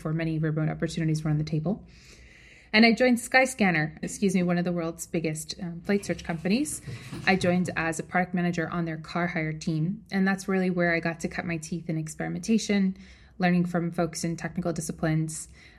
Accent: New York, United States; moved away as an adult; also born or lived in San Francisco; I'm originally from New York, and like any good New Yorker, I decided to study finance and work on Wall Street.

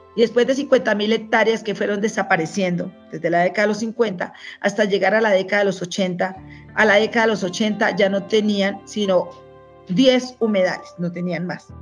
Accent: Pauna, Boyacá, Colombia; now in Bogotá, Colombia; En Pauna, Boyacá, soy hija única mujer en el hogar paterno. De allí, de Boyacá, tengo los mejores recuerdos

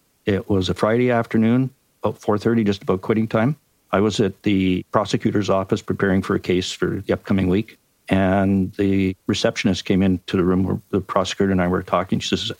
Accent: Canada; accent: Canadian; you have to put up with my Canadian accent too.

